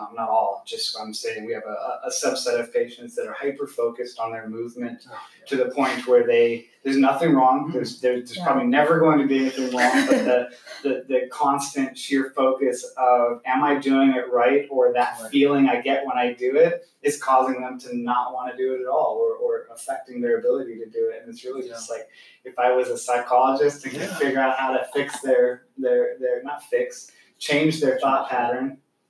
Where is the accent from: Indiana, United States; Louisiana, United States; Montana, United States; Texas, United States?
Montana, United States; I grew up in Montana.